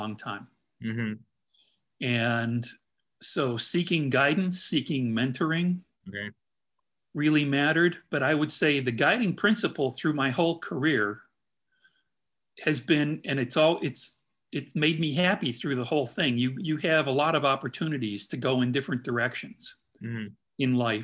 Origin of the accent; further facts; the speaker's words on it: Midwest, United States; now in Indianapolis, United States; being a Midwesterner, it was really great for me to be able to relocate to Indianapolis and be near family in Chicago